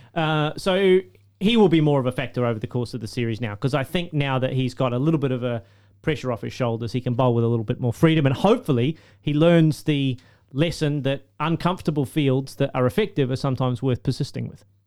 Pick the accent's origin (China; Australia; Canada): Australia; Queensland; I'm gonna put my one-eyed Queenslander hat on